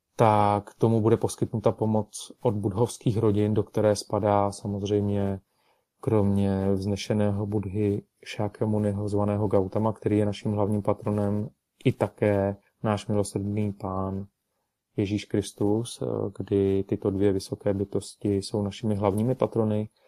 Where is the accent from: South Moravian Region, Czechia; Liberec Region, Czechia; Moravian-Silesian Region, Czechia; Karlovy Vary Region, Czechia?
Karlovy Vary Region, Czechia; Karlovy Vary; nad Karlovými Vary, nad mým rodným městem